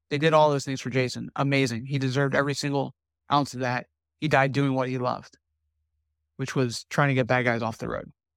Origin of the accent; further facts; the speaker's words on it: New Jersey, United States; now in Southwest Florida, United States; I was born and raised in New Jersey